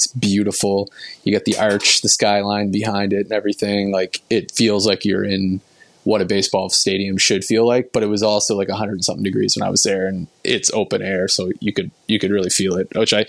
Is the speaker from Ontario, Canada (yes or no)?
no; New Brunswick, Canada; I growing up in New Brunswick, you guys, Cape Breton, specifically Glace Bay